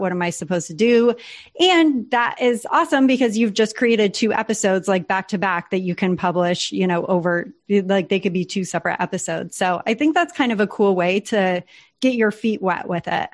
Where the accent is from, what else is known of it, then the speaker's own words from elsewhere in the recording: San Diego, California, United States; moved away as an adult; now in Puerto Rico; San Diego was just so comfy for us. We had an awesome community there. That's my hometown